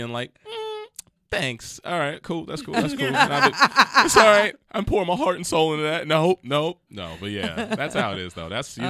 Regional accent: California, United States; also born or lived in Detroit; I'm from Cali, yeah.

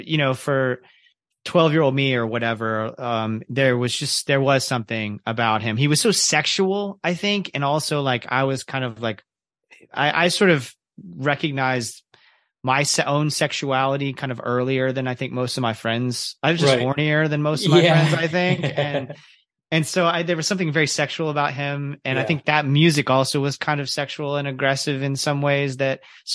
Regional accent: the South, United States; growing up in the Baptist church in the South.

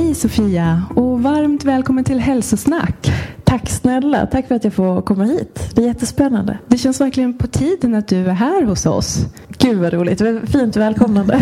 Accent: Hedemora, Dalarna County, Sweden; moved away as an adult; also born or lived in Washington, D.C., United States; now in Stockholm, Sweden; född och uppvuxen i Dalarna, har bott i Stockholm sedan, eh, tvåtusen nio.

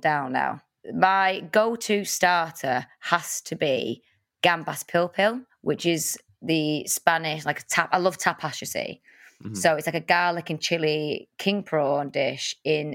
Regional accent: Salford, North West England, United Kingdom; I'm from Salford

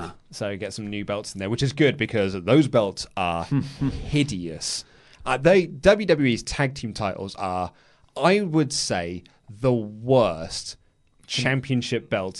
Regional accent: United Kingdom; Lego, please. We're British.

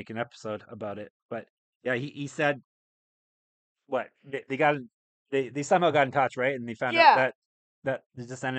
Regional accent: Canada; I'm Canadian.

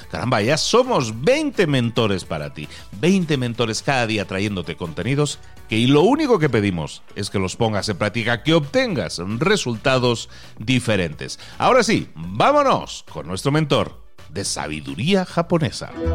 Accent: Barcelona, Catalonia, Spain; moved away; yo que soy de Barcelona originalmente

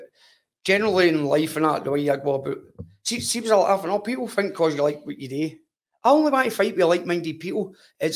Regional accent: Glasgow, Scotland, United Kingdom; growing up. East End of Glasgow

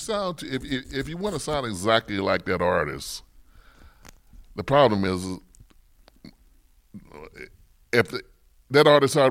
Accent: St. Louis, Missouri, United States; born there; also born or lived in New York; Well, I was born in St. Louis.

